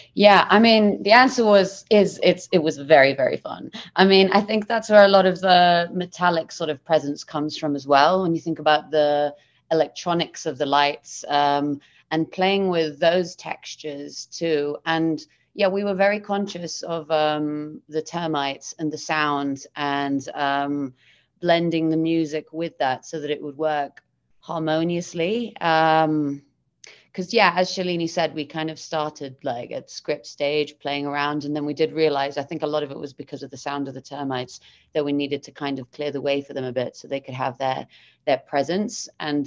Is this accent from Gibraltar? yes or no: yes; Gibraltar; now in London, United Kingdom; I'm based in London, but I'm originally from Gibraltar